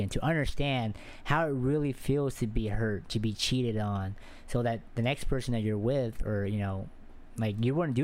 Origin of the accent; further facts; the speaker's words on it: Texas, United States; where I'm at, I'm from Texas